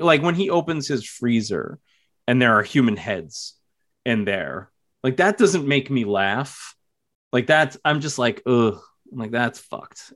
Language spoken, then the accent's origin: English; New York, United States; I'm from New York